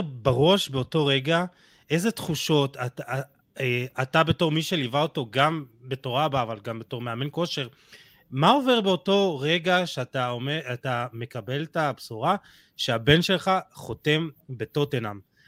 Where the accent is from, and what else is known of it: Israel